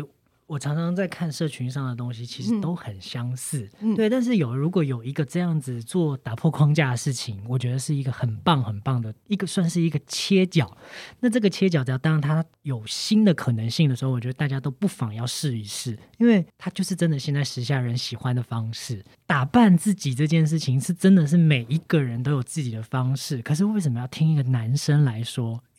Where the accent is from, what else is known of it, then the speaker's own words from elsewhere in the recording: Chiayi, Taiwan; 因为我是嘉义人